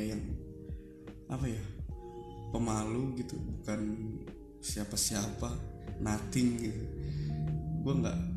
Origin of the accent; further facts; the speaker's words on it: Garut, West Java, Indonesia; also born or lived in Padang; asli gue lahir di Padang sekitar 26 tahun yang lalu gue dibesarkan di keluarga asli Minangkabau dan memang gue lahir di Padang juga dengan budaya yang ada di Minangkabau gue lahir di Padang sampai tahun 1998 kalau nggak salah setelah itu gue pindah ke Garut